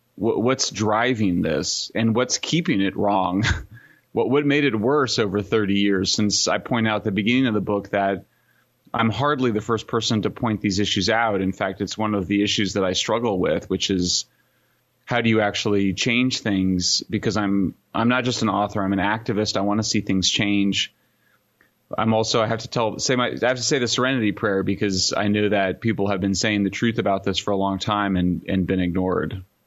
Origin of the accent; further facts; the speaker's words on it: Greeley, Colorado, United States; now in Berkeley, United States; I am from Greeley, Colorado. Born in nineteen seventy-one